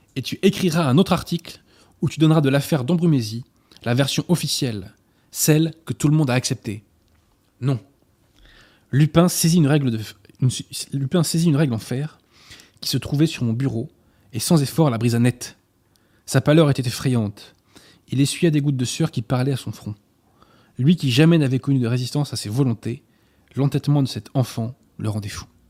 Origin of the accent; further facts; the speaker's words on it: Paris, Île-de-France, France; j'évoluais euh, en tant que Parisien